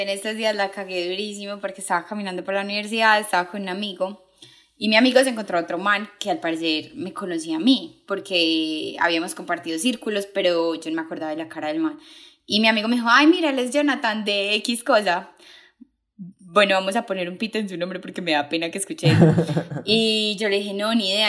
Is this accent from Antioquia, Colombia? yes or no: yes; Paisa, Antioquia, Colombia; como gran paisa